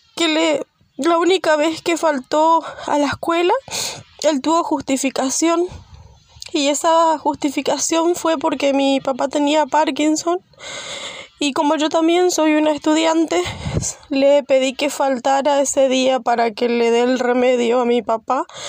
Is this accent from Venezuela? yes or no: no; Santa Ana, Misiones, Argentina; Soy de la localidad de Santa Ana, Misiones